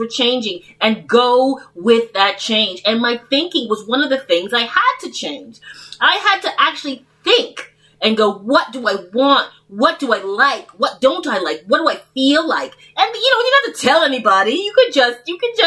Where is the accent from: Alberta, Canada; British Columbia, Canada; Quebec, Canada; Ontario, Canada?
Ontario, Canada; Toronto; I was brought up in Toronto